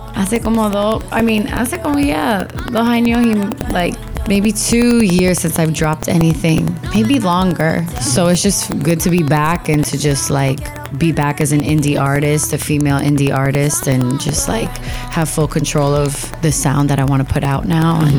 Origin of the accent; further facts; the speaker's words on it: Miami, Florida, United States; growing up in the states and growing up in Miami